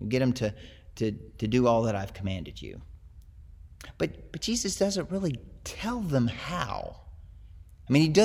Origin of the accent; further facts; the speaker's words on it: the South, United States; I grew up in the South, where it's Christian culture